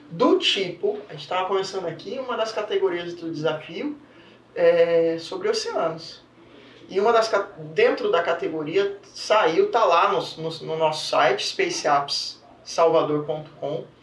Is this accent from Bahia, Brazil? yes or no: yes; Bahia, Brazil; Sou baiana, sou baiano.